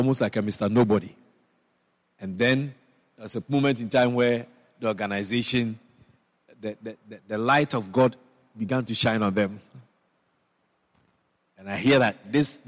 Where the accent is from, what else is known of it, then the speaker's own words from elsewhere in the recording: Ashanti, Ghana; now in Guyana; I was born in Ghana, West Africa. And originally I'm from the Ashanti tribe.